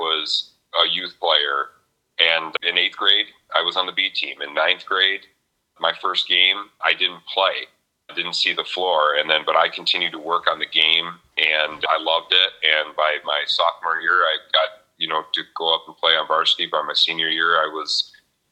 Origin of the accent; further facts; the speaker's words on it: Lansing, Michigan, United States; I grew up in the Colonial Village neighborhood, kind of MLK, Mount Hope, Boston Boulevard, that area